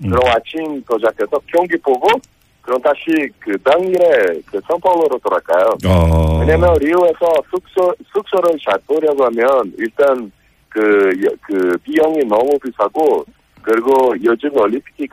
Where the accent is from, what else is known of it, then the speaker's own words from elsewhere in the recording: Brazil; Korean is a second language; 그 브라질 사람으로서